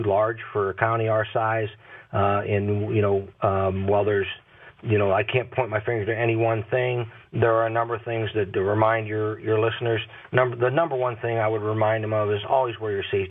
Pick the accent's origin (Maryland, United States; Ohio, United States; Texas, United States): Ohio, United States; Massillon; I'm originally from Maslin. That's my hometown